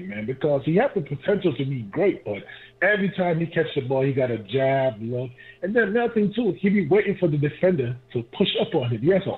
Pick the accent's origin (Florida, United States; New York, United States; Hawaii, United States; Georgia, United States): New York, United States; Brooklyn; also born or lived in Jamaica; now in Atlanta, United States; I grew up in Brooklyn